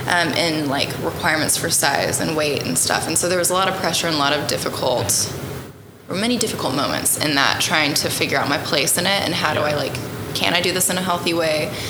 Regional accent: Snyder, Oklahoma, United States; now in Tonkawa, United States; I grew up in Snyder, Oklahoma

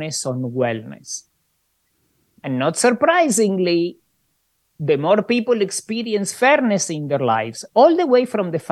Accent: Argentina; moved away; also born or lived in Australia / Canada; I grew up in Argentina under a fascist dictatorship

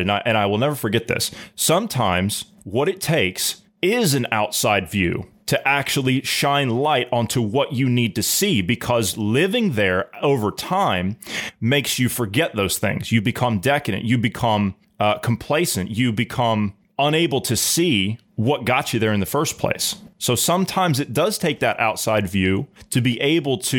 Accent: United States; moved away; I'm a U.S. citizen, you know, born and raised

